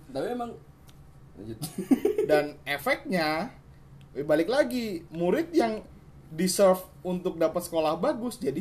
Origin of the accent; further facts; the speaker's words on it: Bogor, West Java, Indonesia; iya, kan gue kan gue itu kan kabupaten Bogor gue itu dari SD memang sekolah di kota Bogor